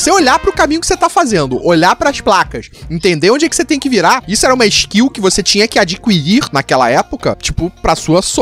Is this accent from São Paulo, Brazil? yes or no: no; Rio de Janeiro, Brazil; Rio de Janeiro, você vive no Rio de Janeiro, vivia minha infância inteira no Rio de Janeiro, você já tá acostumado.